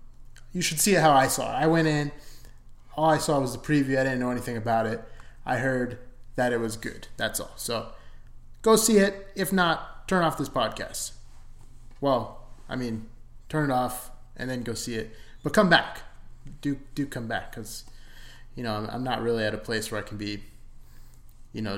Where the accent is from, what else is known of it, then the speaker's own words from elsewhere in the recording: Arizona, United States; I'm from Arizona too